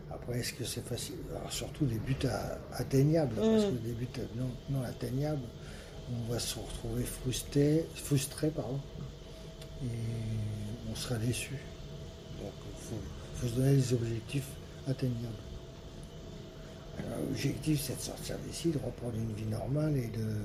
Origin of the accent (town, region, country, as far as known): Plessis-Belleville, Hauts-de-France, France; born or raised there